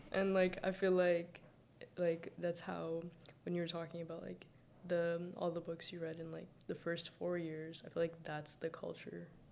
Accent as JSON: {"language": "English", "country": "Saudi Arabia", "tie": "born or raised there", "also_born_or_lived": "Mississauga", "moved": "yes", "said": "I was born and raised in Saudi Arabia but I don't like claim it. Like I'm fully Sudanese."}